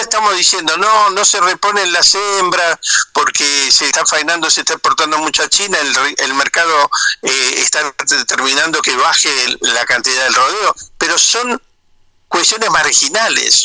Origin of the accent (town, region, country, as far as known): Argentina